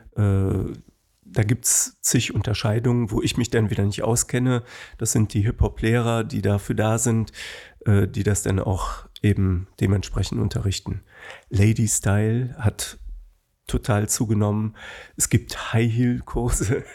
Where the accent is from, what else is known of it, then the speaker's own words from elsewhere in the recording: Bonn, North Rhine-Westphalia, Germany; ich bin in Kessenisch, Höhe Haribo aufgewachsen